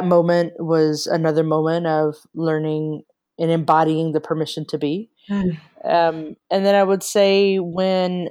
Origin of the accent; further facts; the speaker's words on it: Texas, United States; moved away as an adult; also born or lived in Bay Area, California; I grew up in Texas. I spent 26 years in Texas